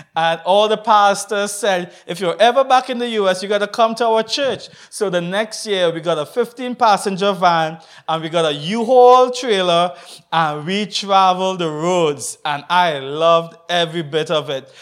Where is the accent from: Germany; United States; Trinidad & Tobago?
Trinidad & Tobago; I'm from Trinidad and Tobago